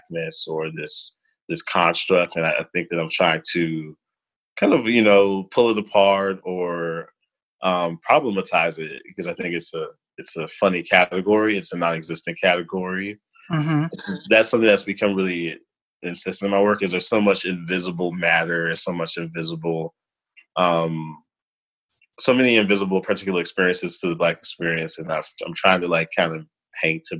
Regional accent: Chicago, Illinois, United States; moved away as an adult; also born or lived in Albany, New York; now in Brooklyn, United States; I sort of grew up as like a typical inner city kid on the west side of Chicago

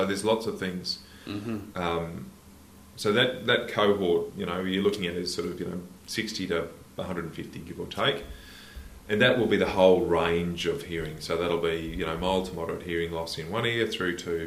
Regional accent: Queensland, Australia; also born or lived in Rockhampton / Dalby / Goondiwindi / Ballandean; So I'm a Queensland kid through and through. I was born in Rockhampton.

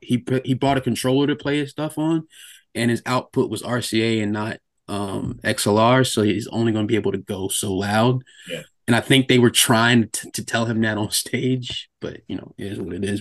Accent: Norfolk, Virginia, United States; moved away; I'm from Norfolk

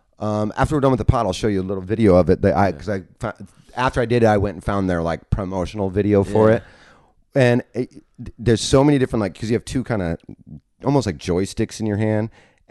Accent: Chicago, Illinois, United States; All my friends are like the Gallaghers that I grew up with in Chicago.

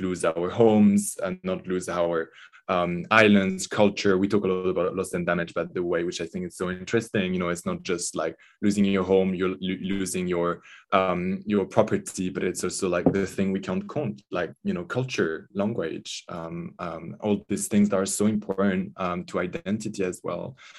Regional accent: French Alps, Auvergne-Rhône-Alpes, France; also born or lived in Grenoble; I grew up in the Alps, um, in the mountains, the French Alps, uh, not so far from Italy.

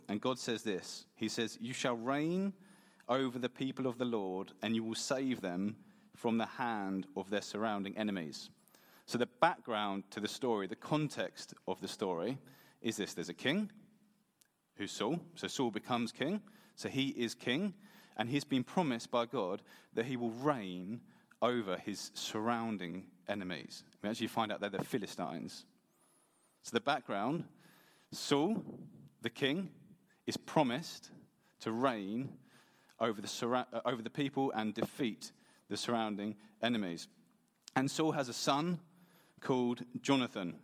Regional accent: England, United Kingdom; now in Sweden; I am from England. Okay, so I'm not actually Swedish, I'm English.

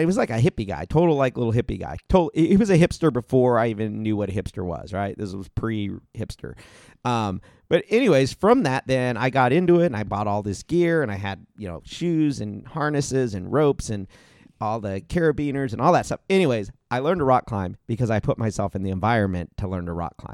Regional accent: Ohio, United States; moved away; also born or lived in Arizona; I grew up in Ohio

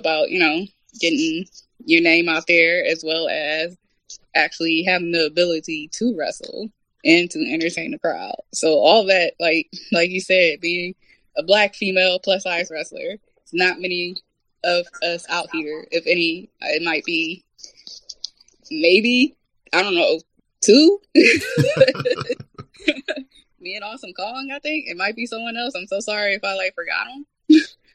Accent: Toledo, Ohio, United States; now in New Jersey, United States; I'm originally from Toledo, Ohio. Now resides in Jersey, but I'm from Toledo, Ohio

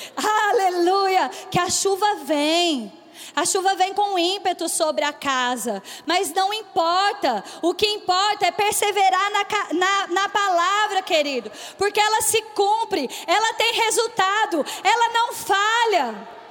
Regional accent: Bauru, São Paulo, Brazil; eu sou do interior de São Paulo, eu sou de Bauru

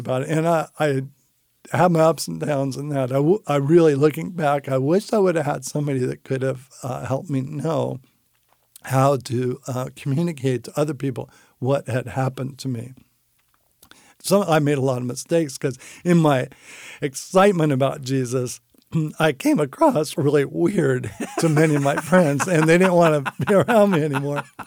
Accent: San Francisco, California, United States; I grew up in San Francisco in a, uh, non-Christian family.

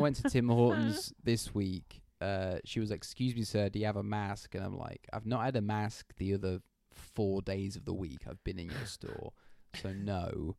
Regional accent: England, United Kingdom; moved away; Coming from England

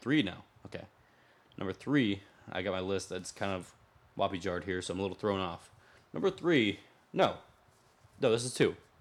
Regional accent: Winter Haven, Florida, United States; I grew up also in Winter Haven, the chain of Lake City

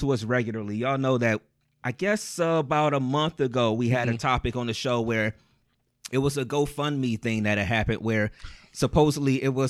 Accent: Ohio, United States; And I'm like, because I'm from Ohio.

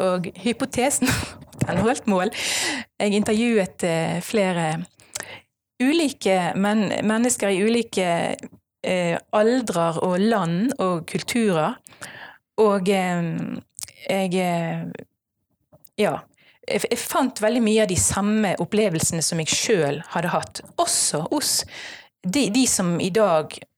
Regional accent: Strileland, Vestland, Norway; jeg er en stril

